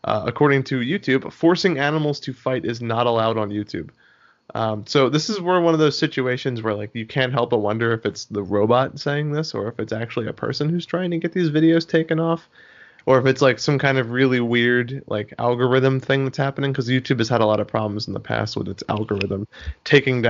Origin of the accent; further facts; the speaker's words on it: United States; I'm an American.